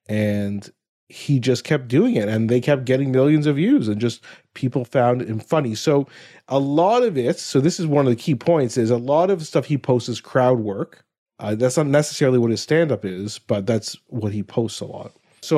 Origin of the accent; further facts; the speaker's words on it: Ohio, United States; And I grew up in Ohio